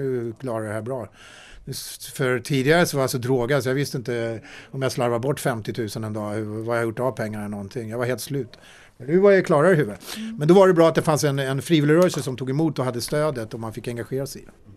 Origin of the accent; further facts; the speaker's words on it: Sweden; jag föddes faktiskt i Sverige med ett finländskt pass